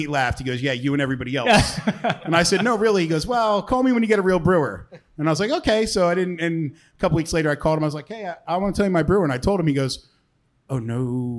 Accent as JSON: {"language": "English", "region": "New Jersey", "country": "United States", "tie": "born or raised there", "moved": "yes", "lives_now": "Delaware, United States", "said": "I grew up in South Jersey, and when I moved to Delaware"}